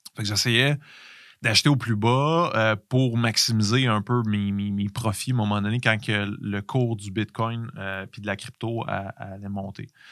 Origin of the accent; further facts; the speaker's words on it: Canada; en tant que Canadien